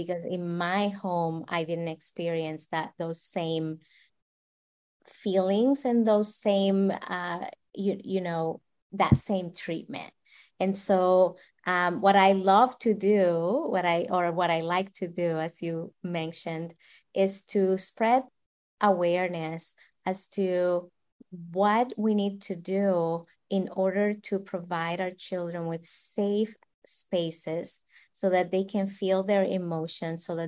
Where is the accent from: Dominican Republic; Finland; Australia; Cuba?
Dominican Republic; moved away; I'm from the Dominican Republic, and I grew up in a slum